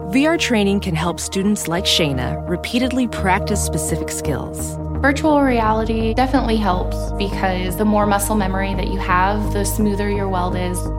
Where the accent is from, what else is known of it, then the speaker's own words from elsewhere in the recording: Oklahoma, United States; growing up in Oklahoma